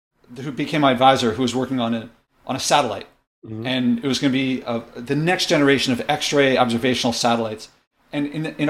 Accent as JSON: {"language": "English", "town": "Philadelphia", "region": "Pennsylvania", "country": "United States", "tie": "born or raised there", "said": "I was born in Philadelphia"}